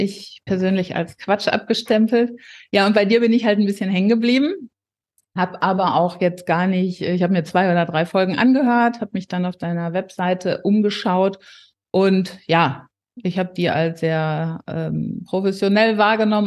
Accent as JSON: {"language": "German", "area": "near Paderborn", "region": "North Rhine-Westphalia", "country": "Germany", "said": "46 Jahre alt und ich komme aus der Nähe von Paderborn."}